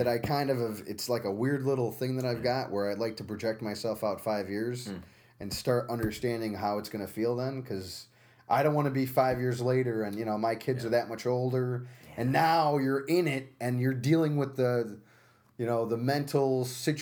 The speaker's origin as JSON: {"language": "English", "town": "Utica", "region": "New York", "country": "United States", "tie": "born or raised there", "also_born_or_lived": "Albany, United States", "said": "At St. Luke's Hospital in Manhattan, and then moved up here when I was 4 years old"}